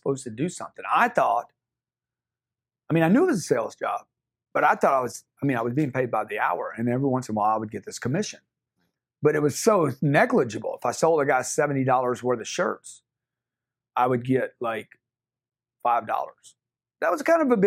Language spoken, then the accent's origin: English; Lake Charles, Louisiana, United States; I got my start in Lake Charles, Louisiana. I grew up in the Bayou